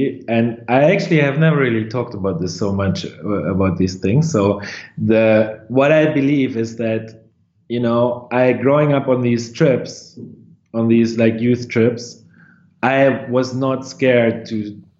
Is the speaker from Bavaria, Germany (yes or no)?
no; Lower Saxony, Germany; In close to Hanover, in northwestern part.